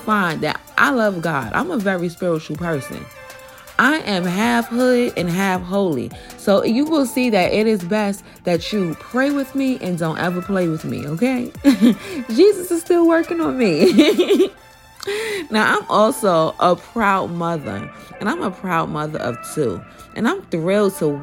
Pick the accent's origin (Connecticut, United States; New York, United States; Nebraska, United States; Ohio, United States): New York, United States; New York City; I'm from Brooklyn, New York, Bed-Stuy to be exact